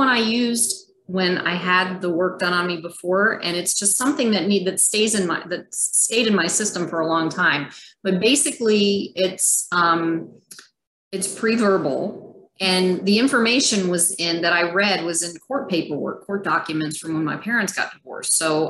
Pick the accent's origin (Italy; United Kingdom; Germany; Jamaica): Germany; born there; at the time I was born in Germany in an Air Force in the 97 General Hospital, which was an old German Air Force hospital. And it was an army base, our army base, the US at the time.